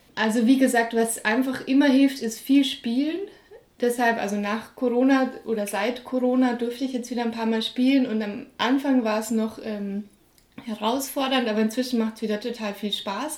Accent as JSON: {"language": "German", "town": "Munich", "region": "Bavaria", "country": "Germany", "tie": "born or raised there", "said": "ich bin ja in München aufgewachsen"}